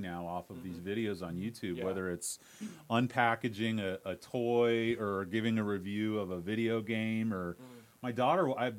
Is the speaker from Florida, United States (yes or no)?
yes; St. Petersburg, Florida, United States; I grew up in St. Pete